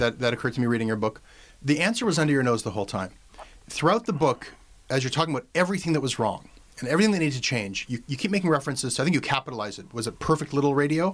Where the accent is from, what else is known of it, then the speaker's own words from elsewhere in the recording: Canada; as a Canadian